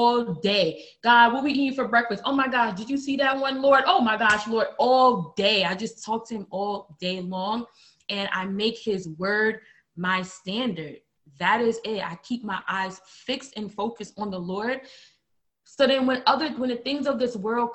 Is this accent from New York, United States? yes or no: yes; New York City, New York, United States; moved away as an adult; now in Milwaukee, United States; I'm from Brooklyn, New York, born and raised